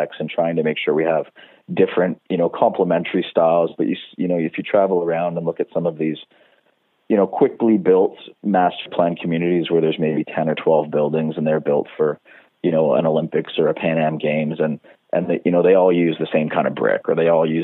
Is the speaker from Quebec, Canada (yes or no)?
no; Ontario, Canada; moved away as an adult; also born or lived in Toronto, Canada; now in Vancouver, Canada; I grew up in Ontario